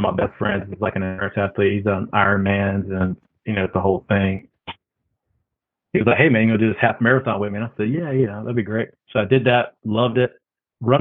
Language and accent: English; Eastern North Carolina, United States; also born or lived in Charlotte, North Carolina / Raleigh, North Carolina; Growing up in East North Carolina